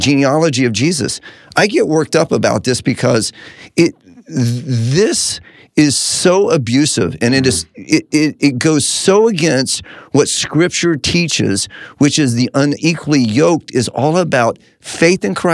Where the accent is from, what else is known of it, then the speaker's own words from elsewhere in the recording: Cincinnati, Ohio, United States; also born or lived in Kentucky; I grew up in Cincinnati and Kentucky